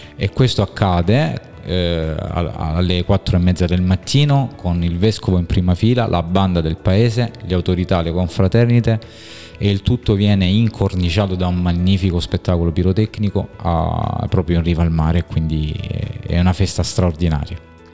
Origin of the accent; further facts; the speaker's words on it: Squinzano, Apulia, Italy; ero talmente legato alla, alla, mia comunità, al mio paese d'origine che è Squinzano